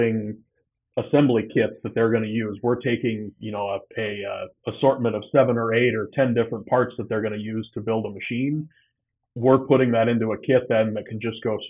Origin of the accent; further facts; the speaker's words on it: just outside Iowa City, eastern Iowa, United States; also born or lived in Cedar Falls, Iowa; So I'm an Iowa kid, born and raised. I grew up over in the eastern part of the state, just outside of Iowa City